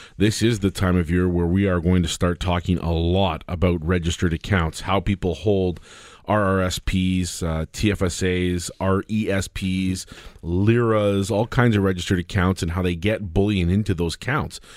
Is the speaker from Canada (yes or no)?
yes; Canada; As a Canadian